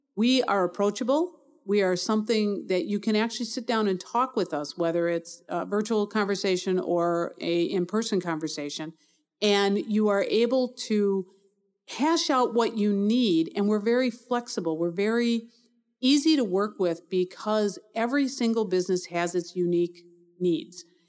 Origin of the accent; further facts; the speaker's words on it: Milwaukee, Wisconsin, United States; also born or lived in North Carolina / Arizona; I was born in Milwaukee, grew up here, stayed here most of my adult life